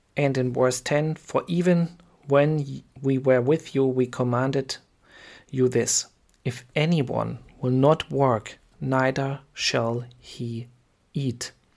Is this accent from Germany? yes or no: yes; Germany; I am from Germany